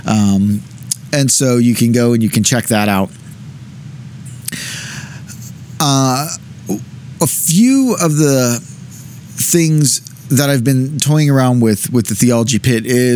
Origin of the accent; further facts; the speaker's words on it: United States; as American Christians